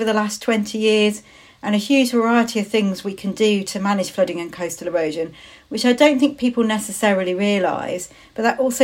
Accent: Shrewsbury, West Midlands, United Kingdom; I'm really proud to call Shrewsbury my hometown

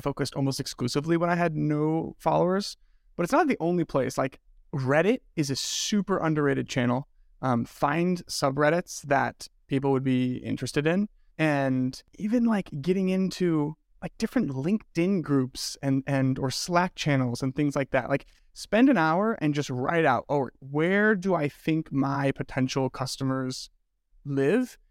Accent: Midwest, United States; also born or lived in Denver; now in Michigan, United States; I am the token Midwesterner

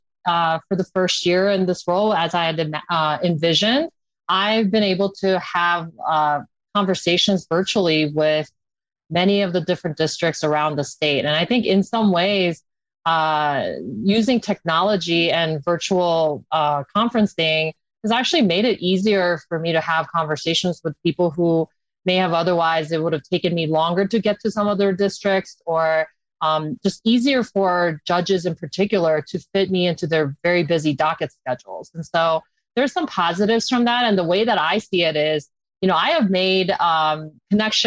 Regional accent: South Korea; now in Colorado, United States; I'm an immigrant from South Korea

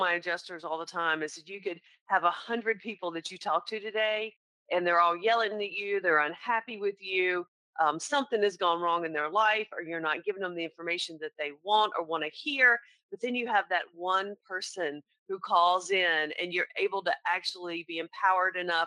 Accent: the South, United States; accent: Southern; also born or lived in North Carolina; I turn on my Southern accent a little more

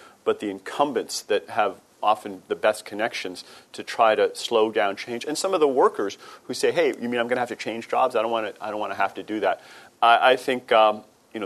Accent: Boston, Massachusetts, United States; my hometown of Boston, Massachusetts

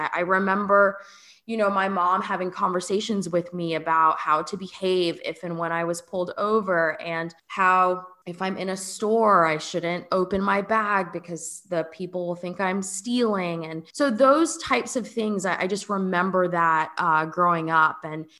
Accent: Fort Lauderdale, Florida, United States; also born or lived in Atlanta / California; now in New Orleans, United States; I grew up in Fort Lauderdale. So actually not very far from where we live now in New Orleans. My parents immigrated here from Jamaica

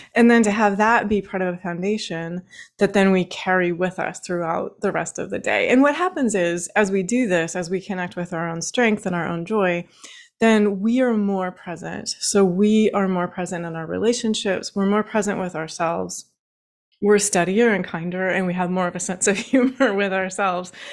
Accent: Washington, United States; now in Baltimore, United States; I actually grew up in Washington State. I'm currently sitting in Baltimore, Maryland

